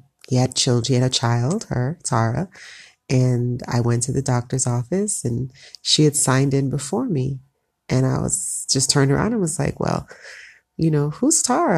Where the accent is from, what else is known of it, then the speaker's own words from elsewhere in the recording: South Florida, United States; moved away as an adult; now in Ethiopia; I grew up in South Florida, two parents who were both Jamaican, so I'm Jamaican descent, first generation American